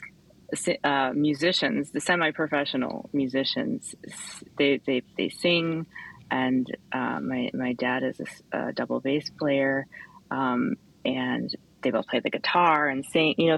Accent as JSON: {"language": "English", "town": "Kalamazoo", "region": "Michigan", "country": "United States", "tie": "born or raised there", "said": "Kalamazoo, which is Kalamazoo, Michigan, my hometown"}